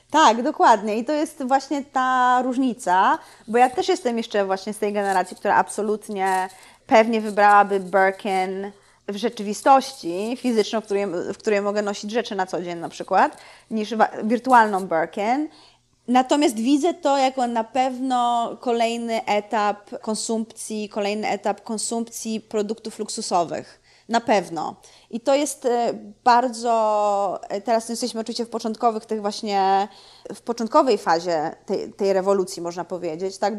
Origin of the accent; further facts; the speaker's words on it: Gorzów Wielkopolski, Lubusz Voivodeship, Poland; moved away; also born or lived in Szczecin; przeprowadzili się, wiesz, do Gorzowa, kiedy ja się urodziłam